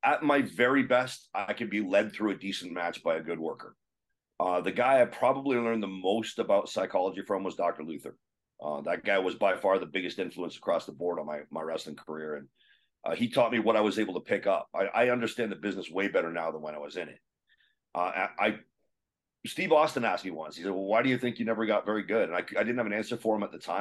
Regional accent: Kitchener, Ontario, Canada; moved away as an adult; also born or lived in Calgary, Alberta; Kitchener, Ontario, my hometown

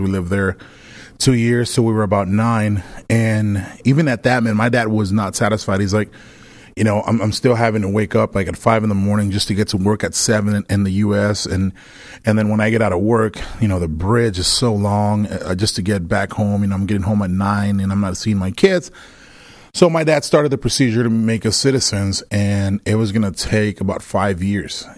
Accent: Villahermosa, Tabasco, Mexico; now in Texas, United States; I was born in Mexico, um, I was born in a, in a small place called Villahermosa, Tabasco, which is close to Cancun

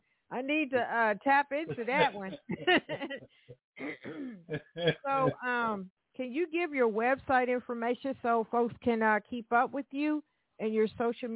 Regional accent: Birmingham, Alabama, United States; now in Evansville, United States; I was raised in Birmingham, Alabama, but I am calling from Evansville, Indiana right now.

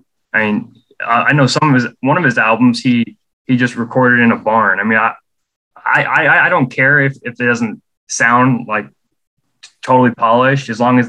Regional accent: Omaha, Nebraska, United States; also born or lived in Lincoln, Nebraska; based out of Omaha, Nebraska, but I go down the school down in Lincoln where the university is. So I'm originally from Omaha.

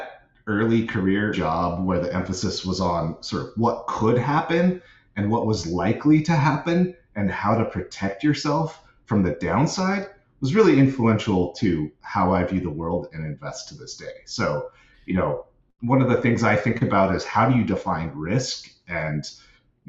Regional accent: Seattle, Washington, United States; I grew up in the Seattle area

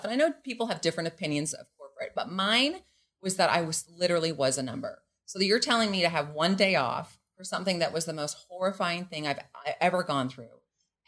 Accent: Canada; moved away as an adult; now in Mexico; I am Canadian.

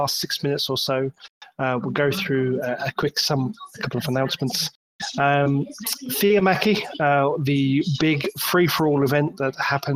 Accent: United Kingdom; I'm a Brit

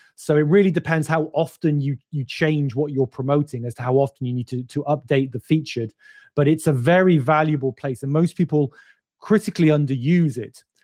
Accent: United Kingdom; I'm British

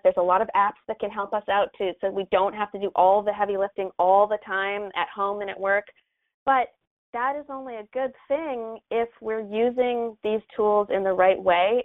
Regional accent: Canada; now in Los Angeles, United States; I am from Canada. I'm a Canadian living in Los Angeles.

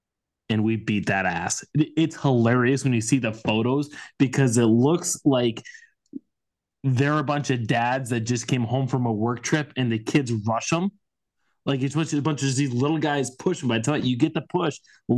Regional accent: Darlington, Wisconsin, United States; the Darlington Redbirds, my hometown boys.

